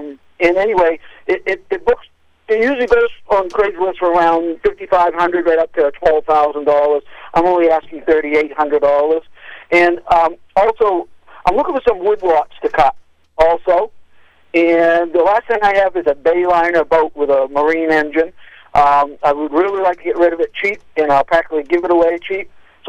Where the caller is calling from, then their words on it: Morrill, Maine, United States; I'm out of Morrill, Maine.